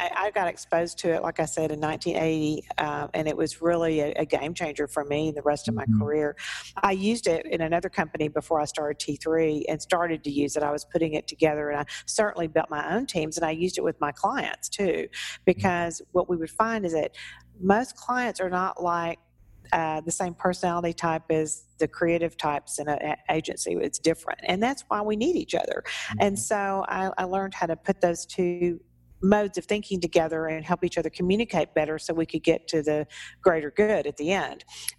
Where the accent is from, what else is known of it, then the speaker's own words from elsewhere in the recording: Humble, Texas, United States; And I said, well, I sure did.